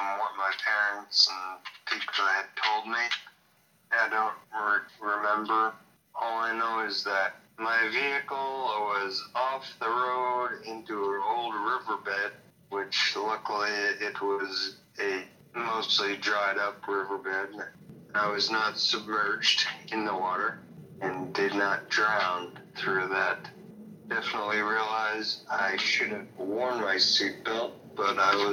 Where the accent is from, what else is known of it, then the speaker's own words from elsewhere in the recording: Hillsboro, New Hampshire, United States; I grew up in Hillsboro, New Hampshire